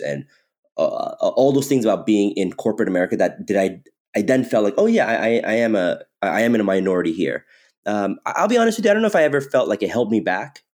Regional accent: Redlands, California, United States; moved away as an adult; also born or lived in Irvine, California / New York; I grew up in Southern California. I grew up in um, a city called Redlands, California

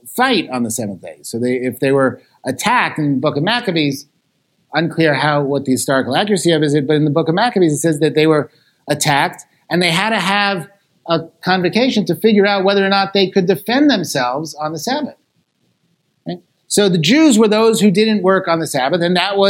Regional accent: Los Angeles, California, United States; I come from Los Angeles, which has the largest Eruv on the planet

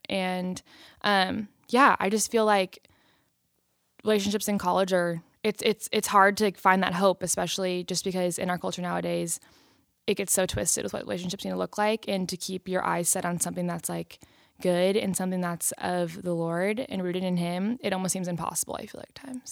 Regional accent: Long Beach, California, United States; I am from Long Beach, California

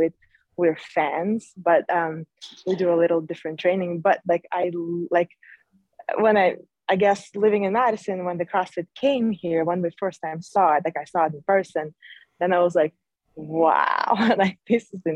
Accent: Uzbekistan; moved away; I grew up in Uzbekistan

